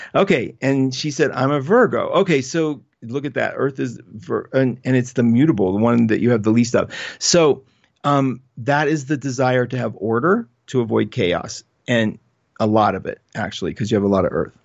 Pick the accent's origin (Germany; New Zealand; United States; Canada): United States; West Virginia; I'm undeniably from West Virginia